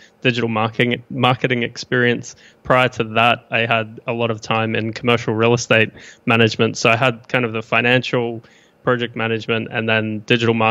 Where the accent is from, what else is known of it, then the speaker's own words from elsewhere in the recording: Brisbane, Queensland, Australia; accent: mixed Australian/New Zealand; moved away as an adult; now in Austin, United States; Born in Brisbane in Australia.